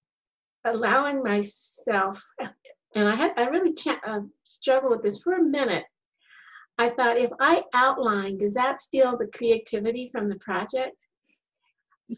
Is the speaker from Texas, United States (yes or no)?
no; Colorado, United States; I grew up in Colorado